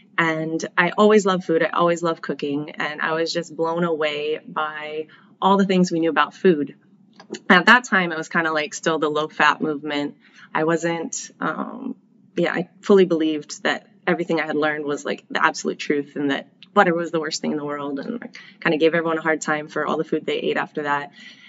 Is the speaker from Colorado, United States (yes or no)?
yes; Colorado, United States; So I grew up here and in Colorado. I kind of bounced back and forth after my parents divorced when I was young.